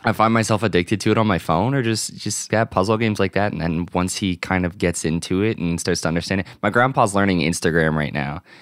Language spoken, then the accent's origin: English; Virginia, United States; my local GameStop growing up in Virginia